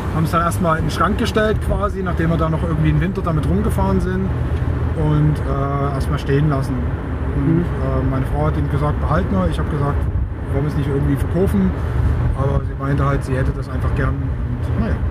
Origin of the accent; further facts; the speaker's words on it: Leipzig, Saxony, Germany; moved away; Ich bin dann in Leipzig aufgewachsen, eben zwischen 1972 und 1981